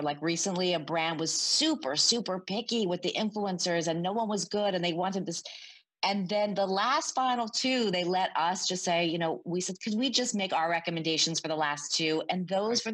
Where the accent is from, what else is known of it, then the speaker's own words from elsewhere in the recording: Canada; I'm Canadian